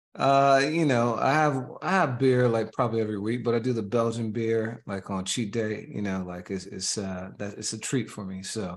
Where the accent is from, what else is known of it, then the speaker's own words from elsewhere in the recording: Indiana, United States; I grew up in Indiana and my hometown was, is, was defined as so average to America